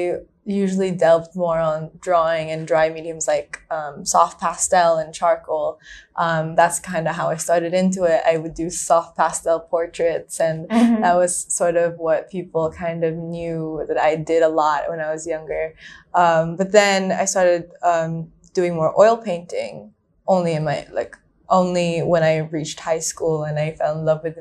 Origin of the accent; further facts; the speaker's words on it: Manila, Metro Manila, Philippines; moved away as an adult; now in Hong Kong; So I'm from Manila. So I grew up in the Philippines, spent my whole life there